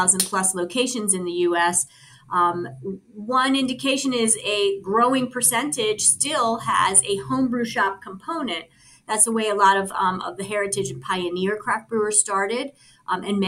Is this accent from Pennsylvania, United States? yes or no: no; Colorado, United States; my home state of Colorado